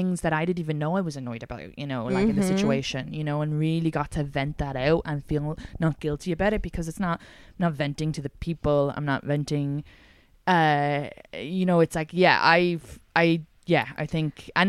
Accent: Ireland; I'm so Irish

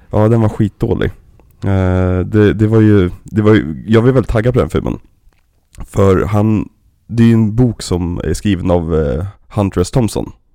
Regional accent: Sweden; vi svenskar

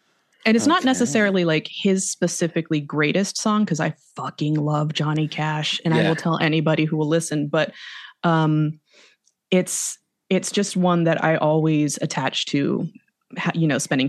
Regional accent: Arizona, United States; also born or lived in Los Angeles; I'm from Arizona originally.

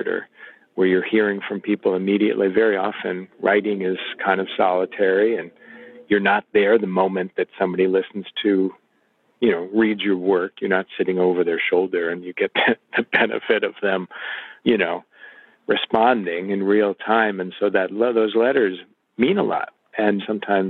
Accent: Illinois, United States; I grew up in Illinois

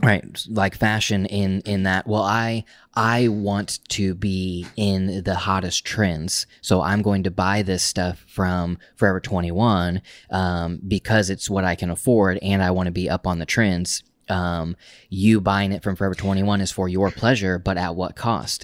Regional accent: Oklahoma, United States; moved away as an adult; also born or lived in Tulsa, Oklahoma / New York / Portland; we grew up in Oklahoma, specifically in a small town in Oklahoma

